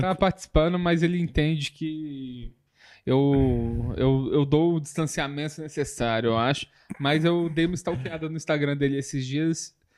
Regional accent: São João del-Rei, Minas Gerais, Brazil; moved away; also born or lived in Viçosa / Belo Horizonte; eu basicamente nasci em Viçosa, morei um pouco em BH, saí de Viçosa, voltei para Viçosa e dos 10 aos 18 anos eu morei em São João del Rei. Então é a cidade que eu me considero é, meu lar

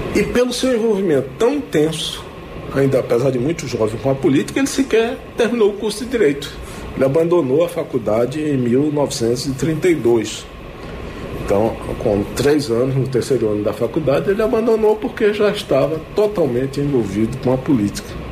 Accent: Pernambuco, Brazil; moved away; na minha terra, eu sou pernambucano

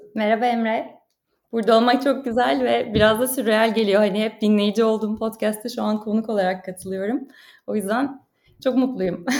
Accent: Turkey; moved away as an adult; now in Paris, France; bir Türk olarak

